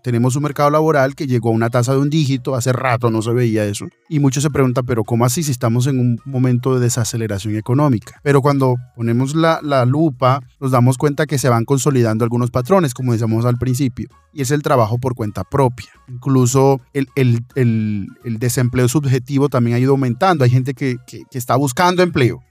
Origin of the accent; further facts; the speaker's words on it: Colombia; nosotros como colombianos